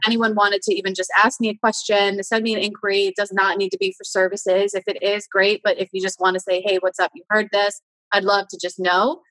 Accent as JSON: {"language": "English", "country": "United States", "said": "I'm American"}